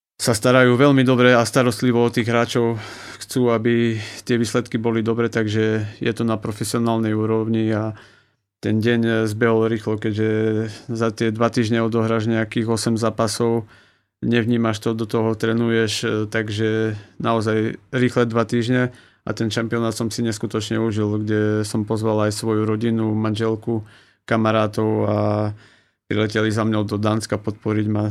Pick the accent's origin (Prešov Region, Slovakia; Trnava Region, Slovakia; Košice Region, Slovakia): Prešov Region, Slovakia; Poprad; by som vedel ostať doma v Poprade